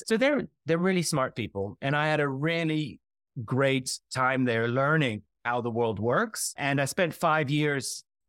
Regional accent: Iowa City, Iowa, United States; For my sins, I grew up in Iowa, near Iowa City, Iowa, so I have a transatlantic view on things.

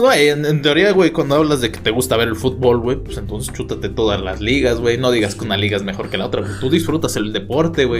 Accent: Mexico; como aficionado mexicano

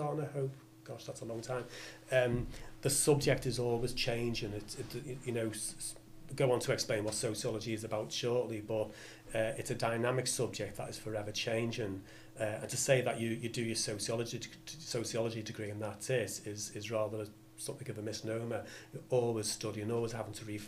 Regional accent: Liverpool, North West England, United Kingdom; also born or lived in New Brighton; Yeah, lifelong from Liverpool. So grew up in the north end of the city in the early years, sort of Kirkdale way

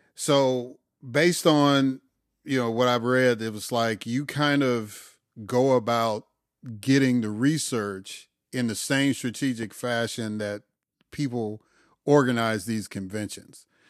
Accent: Chicago, Illinois, United States; moved away; also born or lived in Atlanta / Mississippi; I've lived in Atlanta. I grew up in Chicago. I lived in Mississippi for thirty-some years

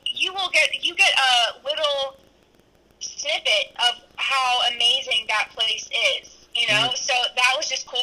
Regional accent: North Carolina, United States; we're from North Carolina

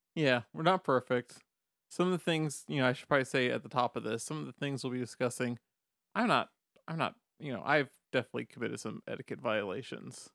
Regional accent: the South, United States; I grew up in the South

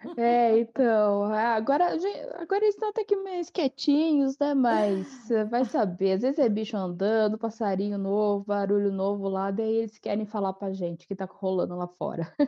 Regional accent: Atibaia, São Paulo, Brazil; moved away as an adult; also born or lived in Piracaia; now in Gonçalves, Brazil; Eu sou natural de, é, de Piracaia, nasci em Piracaia, mas eu, eu cresci e fui criada em, em Atibaia

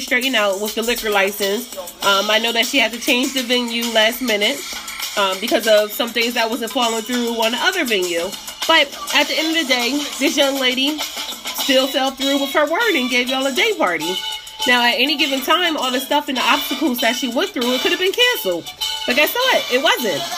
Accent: Delaware, United States; I'm from Delaware

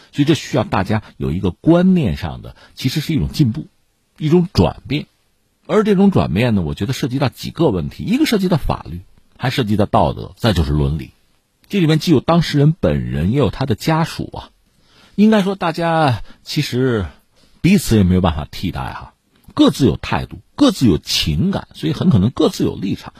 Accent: China; 我们中国人

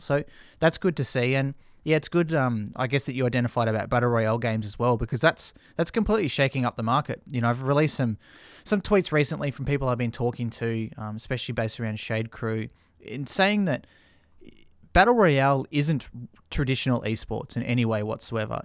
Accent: Australia; we're an English-speaking nation

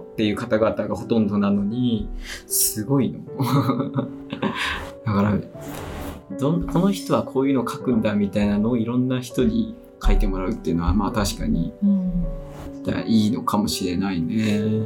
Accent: Ebino, Miyazaki, Japan; 僕ねエビの市の出身で

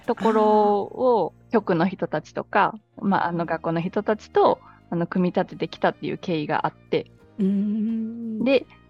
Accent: Ehime, Japan; moved away as an adult; also born or lived in Tsukuba; now in Laos; 私結構田舎の愛媛の田舎の出身なんです

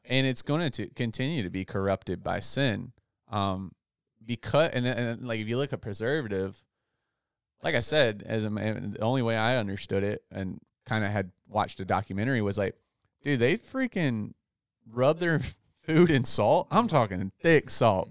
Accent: Outer Banks, North Carolina, United States; moved away; my hometown in the Outer Banks

